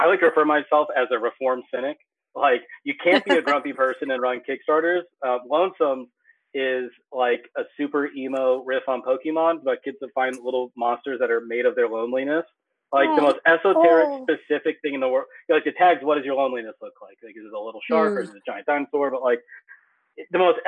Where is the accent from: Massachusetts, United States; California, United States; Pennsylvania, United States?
Pennsylvania, United States; I'm from Middle Nowhere, Pennsylvania. I had a strip mall next to my high school